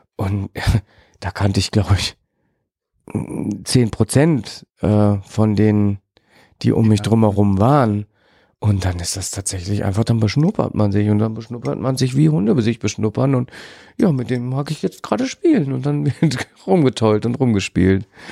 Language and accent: German; Germany; bei uns in Deutschland